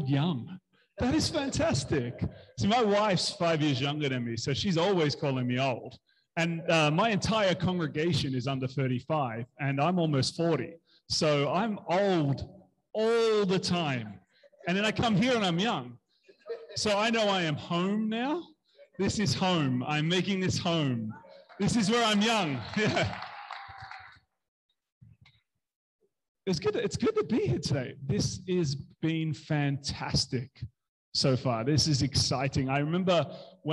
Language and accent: English; Melbourne, Victoria, Australia; moved away as an adult; now in United Kingdom; So I'm from Australia. I'm from Melbourne